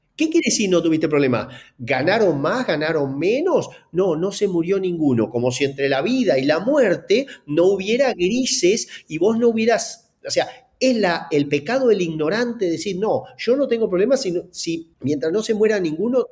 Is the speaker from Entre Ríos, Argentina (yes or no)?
yes; Gualeguaychú, Entre Ríos, Argentina; es nacido en Gualeguaychú como yo